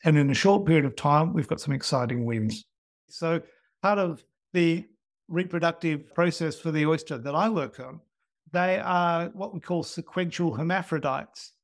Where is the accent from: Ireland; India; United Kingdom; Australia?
Australia; Growing up in Australia